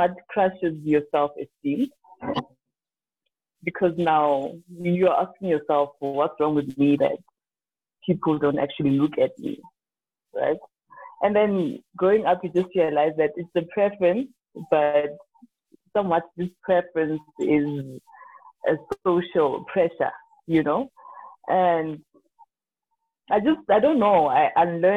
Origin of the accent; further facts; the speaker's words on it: Limpopo, South Africa; I grew up in Limpopo